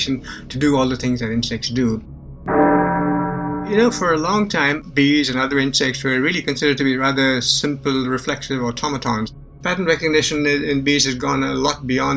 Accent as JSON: {"language": "English", "country": "India", "tie": "born or raised there", "also_born_or_lived": "Bangalore", "moved": "yes", "said": "I was born and raised in India"}